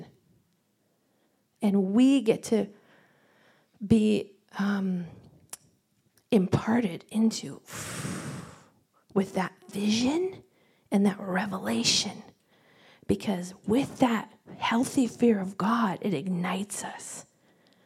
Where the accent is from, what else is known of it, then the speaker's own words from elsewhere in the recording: Indiana, United States; moved away as an adult; also born or lived in Colorado / Redding, California; I grew up here in Indiana.